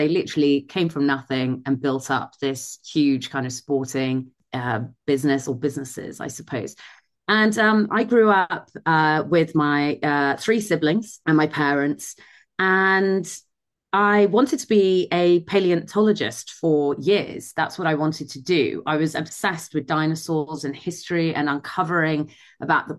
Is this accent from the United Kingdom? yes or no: yes; Midlands, United Kingdom; I grew up in the Midlands in the UK. So that's where I'm from originally.